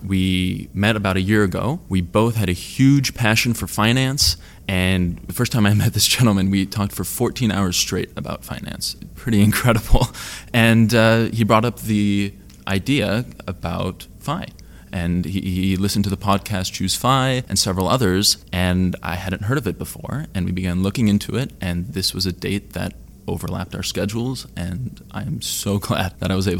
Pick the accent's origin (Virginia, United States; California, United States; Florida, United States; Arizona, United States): California, United States; I am from California